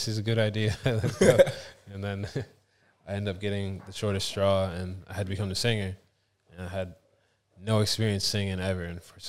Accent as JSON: {"language": "English", "town": "Toronto", "region": "Ontario", "country": "Canada", "tie": "born there", "also_born_or_lived": "Halifax, Canada", "said": "I'm from Canada. I was born in Toronto, and then I moved to a place called Halifax, Nova Scotia, and that's where … was created."}